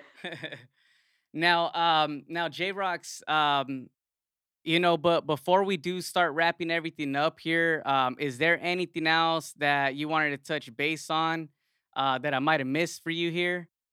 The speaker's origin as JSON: {"language": "English", "town": "Yuma", "region": "Arizona", "country": "United States", "said": "I'm from Yuma, another small"}